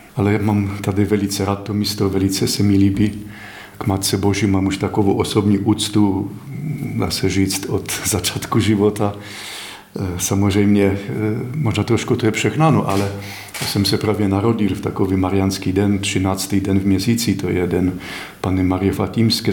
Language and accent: Czech; Poland; Czech is a second language; now in Czech Republic; Já jsem cizinec, jsem z Polska